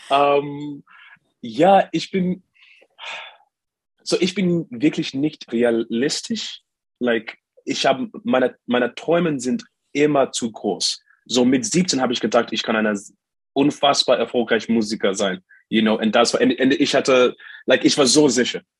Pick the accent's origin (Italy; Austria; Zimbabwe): Zimbabwe; born there; German is a second language; moved away; so ich bin in Zimbabwe geboren, aber das letzte Mal, dass ich, dass ich in Zimbabwe war, vor dieser Reise, war äh, fünf Jahre. Seit, ich war seit, you know, fünf Jahre nicht in meinem Heimatland